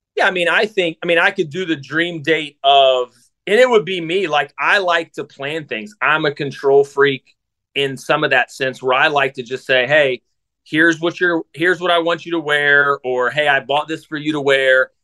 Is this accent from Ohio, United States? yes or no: yes; south of Columbus, Ohio, United States; I grew up in Ohio, so I'm an Ohio guy too. Grew up in south of Columbus